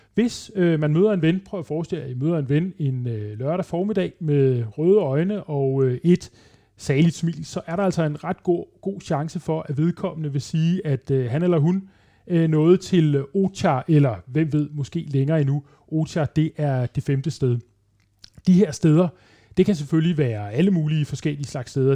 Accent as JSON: {"language": "Danish", "country": "Denmark", "said": "jeg var dansker"}